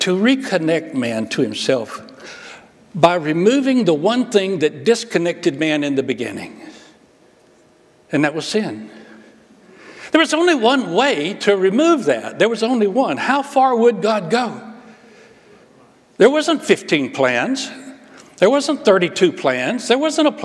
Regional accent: Alabama, United States; I grew up in Alabama

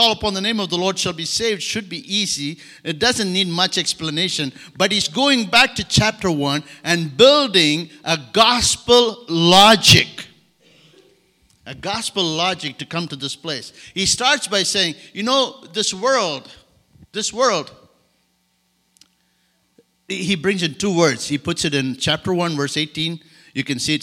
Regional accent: India; English is a second language; also born or lived in Madagascar; now in France; I grew up in India

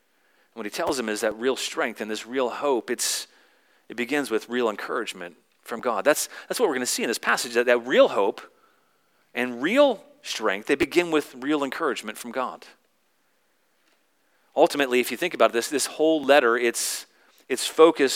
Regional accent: the South, United States; I grew up in the South, and so once my identity was as a Southerner

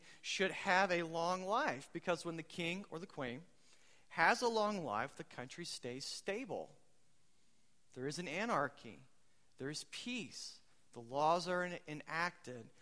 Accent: United States; I'm American

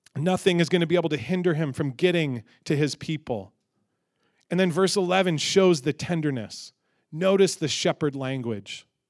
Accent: Michigan, United States; growing up in Michigan

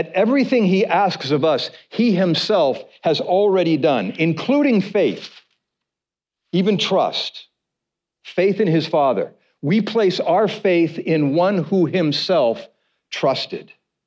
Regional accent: United States; we as American Christians

